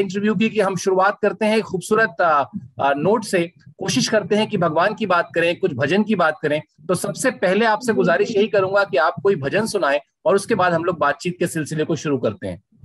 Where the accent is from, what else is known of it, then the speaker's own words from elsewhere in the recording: Allahabad, Uttar Pradesh, India; मैं भी इलाहाबाद से हूँ